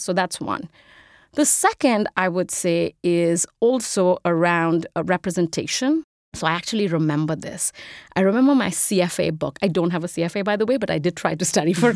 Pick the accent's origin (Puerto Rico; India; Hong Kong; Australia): India; moved away as an adult; now in United States; I'm an immigrant, if you can't tell from the accent. I grew up in India. I moved here when I was 18 to go to college.